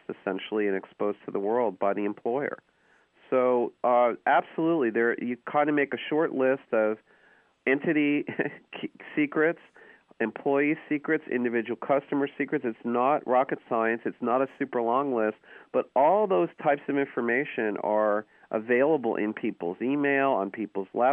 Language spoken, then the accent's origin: English; New York, United States; moved away as an adult; now in California, United States; I grew up in New York, where subtlety is not really rewarded, but I've been in California almost 20 years